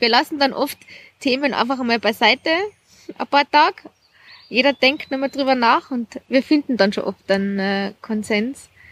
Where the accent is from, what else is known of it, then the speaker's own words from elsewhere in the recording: Jochberg, Tyrol, Austria; now in Salzburg, Austria; Ich komme aus Tirol, aus, aus Jochberg.